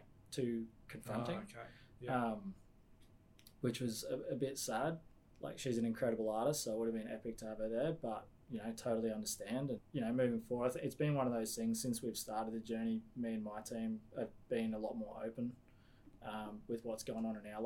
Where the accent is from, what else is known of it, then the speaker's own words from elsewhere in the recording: Australia; I was born here.